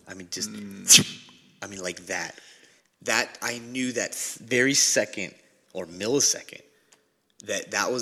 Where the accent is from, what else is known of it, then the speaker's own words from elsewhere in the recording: Riverside, California, United States; I grew up. This was Riverside, California